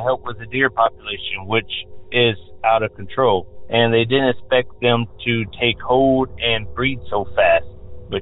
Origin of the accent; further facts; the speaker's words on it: Tennessee, United States; also born or lived in California; Growing up in Tennessee, I grew up in a small town